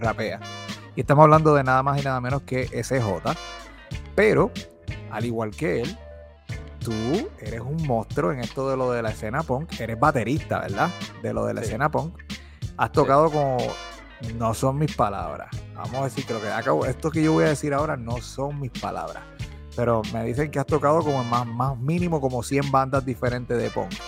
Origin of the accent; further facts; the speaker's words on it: Bayamón, Puerto Rico; … y yo somos los dos de Bayamón, nacidos y criados en Bayamón